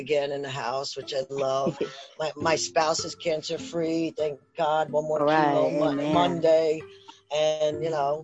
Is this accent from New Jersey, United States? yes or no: yes; New Jersey, United States; accent: Jersey